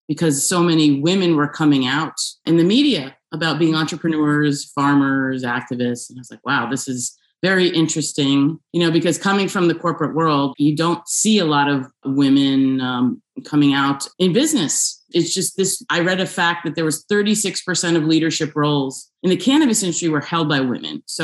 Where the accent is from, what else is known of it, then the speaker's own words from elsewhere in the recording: outside New York City, United States; moved away as an adult; also born or lived in Buffalo, New York / Rochester, New York / Los Angeles, California; now in California, United States; I was born right outside of New York City and grew up there, went to school in upstate New York in Buffalo and Rochester